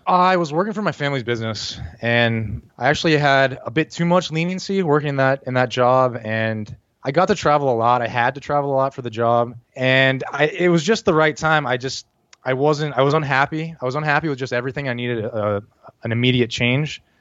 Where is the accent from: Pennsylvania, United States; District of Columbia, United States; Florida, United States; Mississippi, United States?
Pennsylvania, United States; Pittsburgh; moved away as an adult; now in Asuncion, Paraguay; I'm from Pittsburgh, Pennsylvania